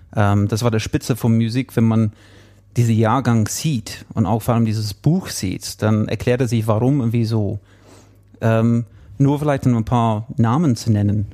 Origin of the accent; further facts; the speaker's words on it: England, United Kingdom; German is a second language; now in Munich, Germany; Einige würden schon hören, dass ich kein Deutscher bin, ich bin Engländer äh, und auch kein Bayer. Ähm, wohne schon etwas länger jetzt in München